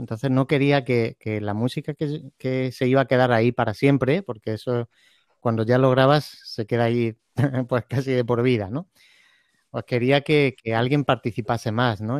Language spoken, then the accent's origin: Spanish; Andalusia, Spain; somos una tierra, eh, o sea, de España, en el sur de España, pues tenemos un, carácter muy, muy latino